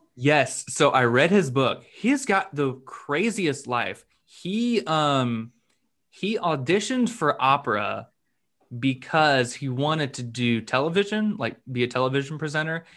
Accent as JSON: {"language": "English", "region": "North Florida", "country": "United States", "tie": "born or raised there", "said": "I've lived in um, North Florida my whole life"}